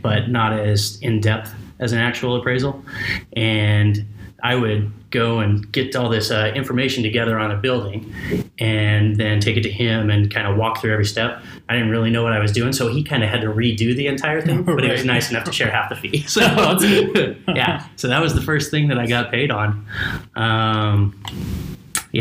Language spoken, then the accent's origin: English; Bliss, Idaho, United States; I'm born and raised in Idaho, really small town of 300 people in an amazing town called Bliss.